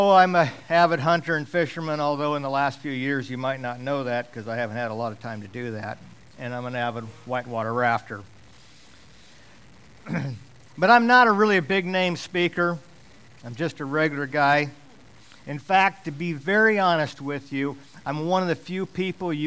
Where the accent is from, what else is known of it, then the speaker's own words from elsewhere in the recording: Alaska, United States; I grew up in Alaska. I've lived here most all of my life.